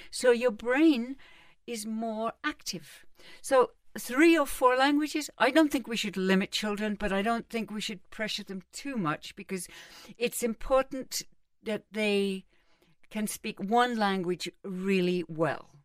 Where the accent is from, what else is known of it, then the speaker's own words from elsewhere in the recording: London, United Kingdom; also born or lived in Cambridge; I was brought up in London and Cambridge